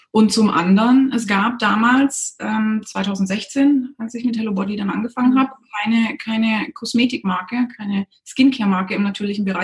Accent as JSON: {"language": "German", "region": "Baden-Württemberg", "country": "Germany", "tie": "born or raised there", "said": "Ich bin aufgewachsen in der Nähe von Stuttgart, bin dann zum Studieren direkt nach der Schule weg"}